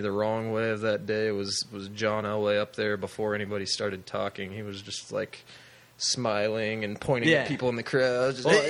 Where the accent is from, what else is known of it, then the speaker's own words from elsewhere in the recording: Wichita, Kansas, United States; from the Midwest, so born in Wichita.